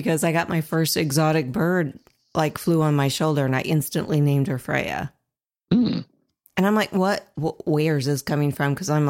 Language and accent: English; Ohio, United States; moved away as an adult; now in Indiana, United States; I'm originally from Ohio, that's a little better. Mm-hmm. But Indiana, when I moved here, was very difficult about 7 years ago.